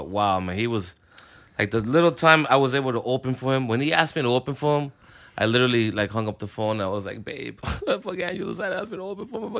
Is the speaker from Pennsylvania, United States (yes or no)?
no; Union City, New Jersey, United States; born or raised there; also born or lived in Cuba